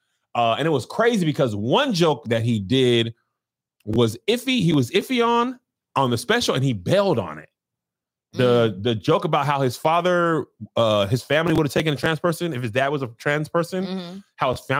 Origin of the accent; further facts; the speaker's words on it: El Paso, Texas, United States; When I was growing up in El Paso